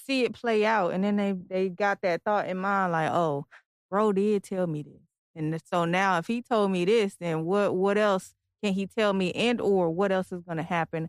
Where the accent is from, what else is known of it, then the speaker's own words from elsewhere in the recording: Detroit, Michigan, United States; now in Virginia, United States; I'm from Detroit.